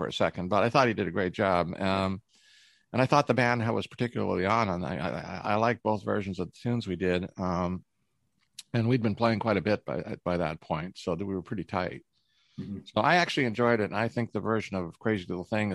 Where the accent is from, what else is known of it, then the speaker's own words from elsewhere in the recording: Canada; I'm from Canada